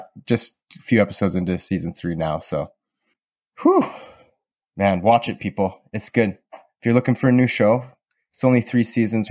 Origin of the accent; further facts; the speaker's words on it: Southern Alberta, Canada; I learned growing up in Southern Alberta